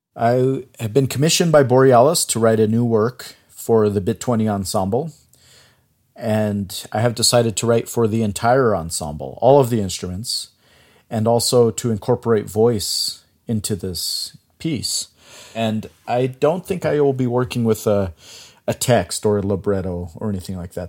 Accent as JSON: {"language": "English", "town": "Chinle", "region": "Arizona", "country": "United States", "tie": "born or raised there", "moved": "yes", "said": "I grew up on the Navajo Reservation. I grew up in a small town called Chinle, which is in Arizona."}